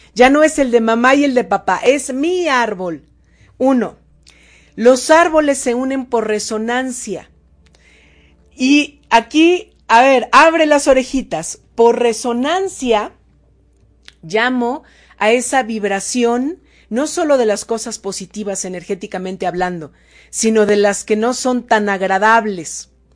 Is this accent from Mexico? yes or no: yes; State of Mexico, Mexico; now in Puebla, Mexico; ahora estoy en Puebla, pero yo nací en el Estado de México